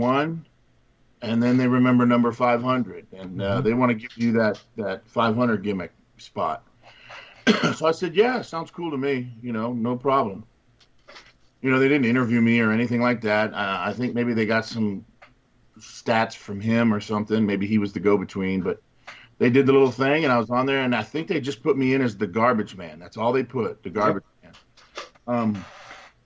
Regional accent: Miami, Florida, United States; Grew up down there in Miami, Florida. We grew up in Miami, Florida

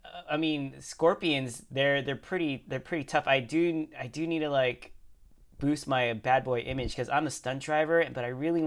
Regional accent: Canada; Like, I'm not a really a violent guy. I'm from Canada.

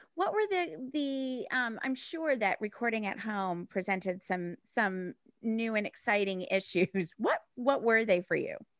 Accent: United States; now in United Kingdom; as an American coming into the UK

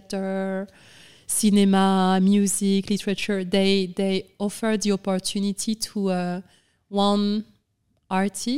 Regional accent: Senegal; moved away as an adult; also born or lived in France / London / New York; And I grew up in Senegal

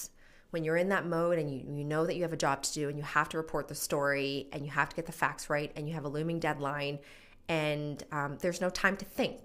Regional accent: Edmonton, Alberta, Canada; moved away as an adult; now in Calgary, Canada; I'm originally from Edmonton

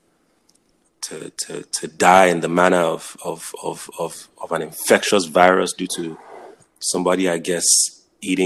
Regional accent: Nigeria; also born or lived in Jos, Nigeria; now in United States; when I was growing up in Nigeria

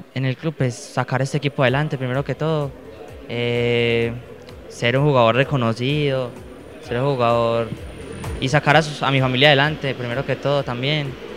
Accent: Risaralda, Caldas, Colombia; yo soy de Rizaralda Caldas, yo soy del pueblo de Risaralda Caldas

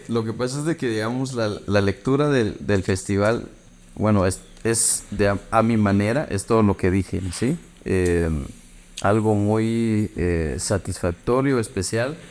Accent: Guatemala; soy de Guatemala

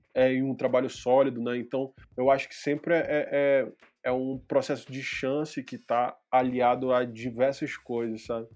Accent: São Paulo, Brazil; nasci em São Paulo

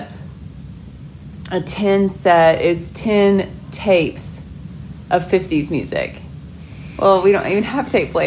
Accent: Oklahoma City, Oklahoma, United States; also born or lived in Montana; I was born in Montana, but I was raised in Oklahoma City.

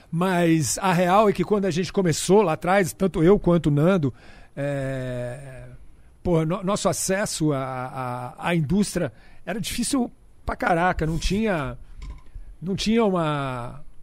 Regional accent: Brasília, Federal District, Brazil; now in São Paulo, Brazil; É, porque a gente veio de Brasília, mas lá também era concreto, sacou?

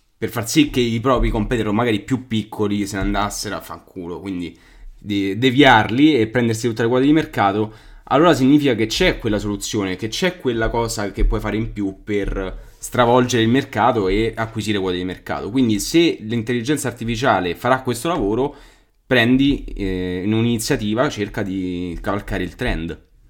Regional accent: Albano Laziale, Lazio, Italy; io sono dall'Albano da Laziale

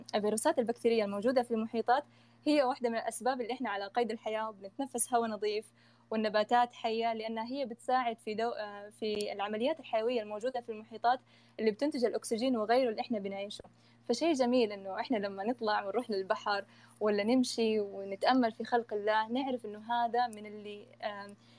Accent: Saudi Arabia; عندنا في السعوديه

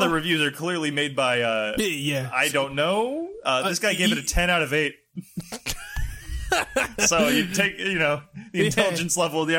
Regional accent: United States; I'm from America.

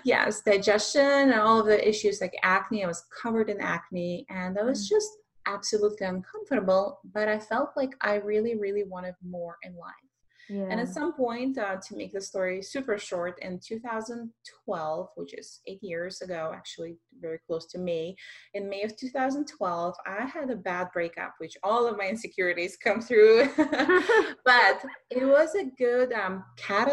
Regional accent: Russia; English is a second language; moved away as an adult; I am an immigrant from Russia with a music background for many, many years

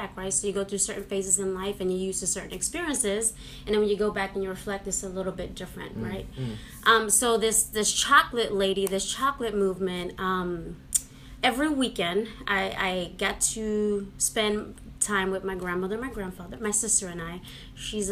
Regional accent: New York City, New York, United States; moved away; I grew up in New York City. Spanish Harlem

